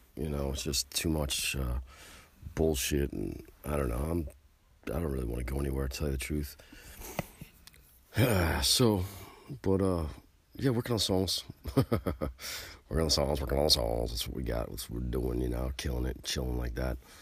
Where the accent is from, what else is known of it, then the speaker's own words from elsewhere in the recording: United States; I'm an American citizen. I'm an American patriot